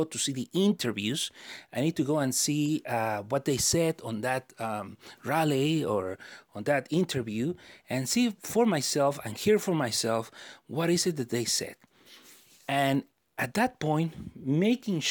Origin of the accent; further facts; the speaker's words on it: United States; we Americans